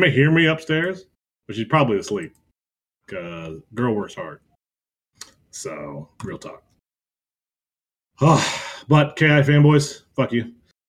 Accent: Ohio, United States; It's like me being from Ohio.

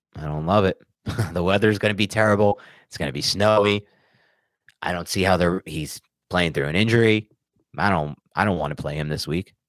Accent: New Jersey, United States; moved away as an adult; also born or lived in Wisconsin; now in New York City, United States; born and raised in New Jersey, went to school in Wisconsin for four years, otherwise has only lived in New York City and Queens

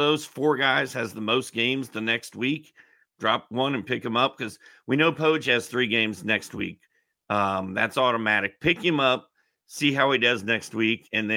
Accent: Indianapolis, Indiana, United States; Indianapolis, my hometown

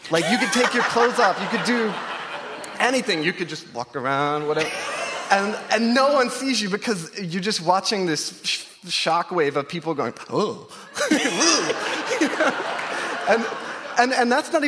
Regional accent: Oklahoma, United States; I grew up in Oklahoma. I'm part Cherokee, and it's always been... I grew up in the Cherokee Nation

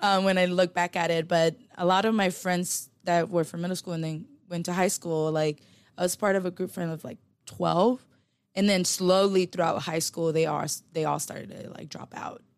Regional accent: Los Angeles, California, United States; moved away; also born or lived in Philippines; I grew up in South Central and, you know, born and raised in L

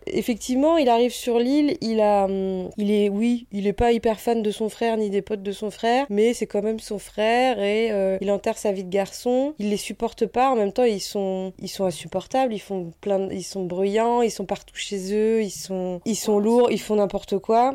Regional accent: Normandy, France; là d'où on vient, parce qu'on vient de Normandie

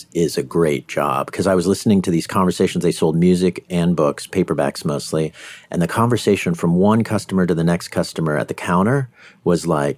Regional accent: Delaware, United States; also born or lived in Bay Area, California; now in California, United States; I grew up in Delaware

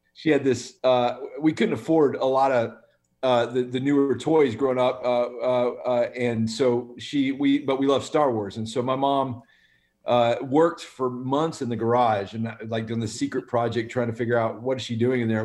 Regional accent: Birmingham, Alabama, United States; We were raised in Birmingham, Alabama

